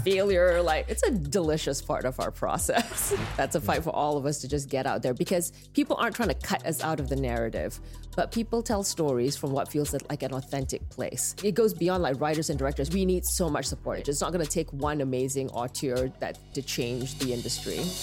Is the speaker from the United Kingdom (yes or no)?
no; Petaling Jaya, Selangor, Malaysia; moved away as an adult; now in United States; I grew up in Malaysia in this town called Petaling Jaya